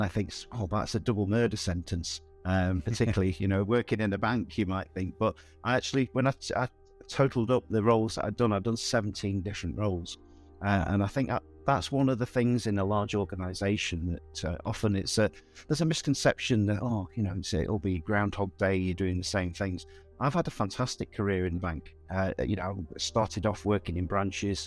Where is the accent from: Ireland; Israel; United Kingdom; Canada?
United Kingdom; Southport, North West England; also born or lived in Bangor, Wales; I grew up in Southport, which is in the northwest of England on the sea.